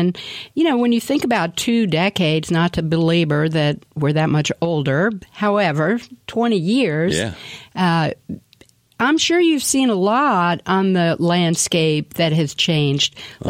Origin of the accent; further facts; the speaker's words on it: Washington, District of Columbia, United States; moved away; I grew up in Washington, D.C.